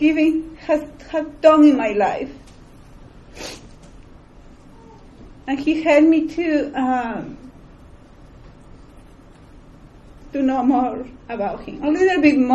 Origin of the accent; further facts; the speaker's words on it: Peru; moved away; I was born in Peru.